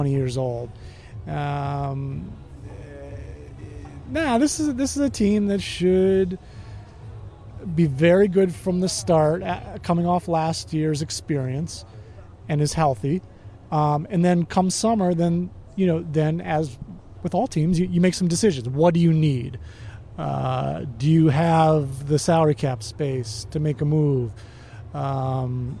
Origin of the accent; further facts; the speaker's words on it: United States; we're American businessmen